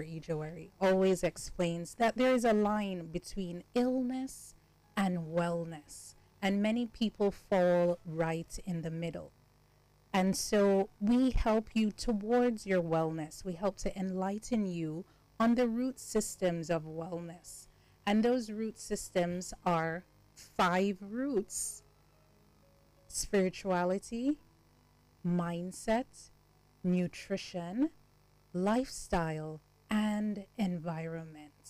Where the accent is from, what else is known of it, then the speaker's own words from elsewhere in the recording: Jamaica; I'm from Jamaica and I grew up with my grandmother